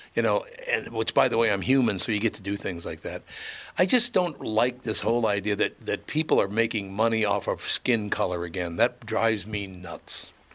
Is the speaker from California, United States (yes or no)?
no; Minneapolis, Minnesota, United States; Growing up in North Minneapolis, which was a Catholic